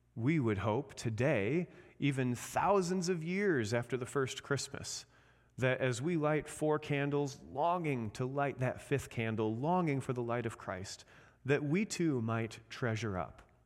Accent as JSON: {"language": "English", "region": "Indiana", "country": "United States", "moved": "yes", "lives_now": "Michigan, United States", "said": "I'm from Indiana"}